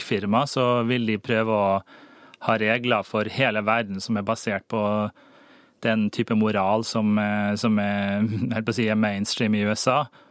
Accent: Norway; jeg er nordmann

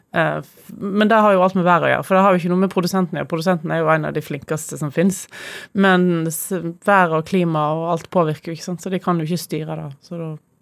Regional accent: Voss, Vestland, Norway; jeg kommer fra Voss, så mitt forhold til eldehus er veldig sterkt

